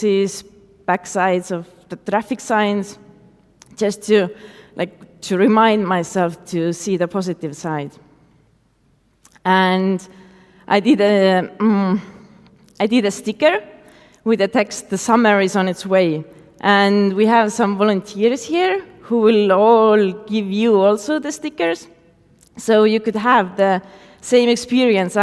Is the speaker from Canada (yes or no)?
no; Tartu, Tartu County, Estonia; I started to invite more artists to my hometown. And that's how Stencibility Street Art Festival was born.